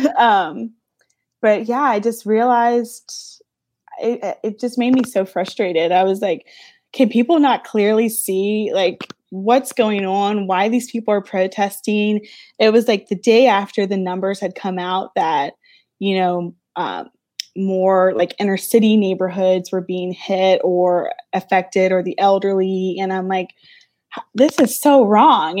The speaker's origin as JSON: {"language": "English", "region": "Louisiana", "country": "United States", "said": "I'm from Louisiana"}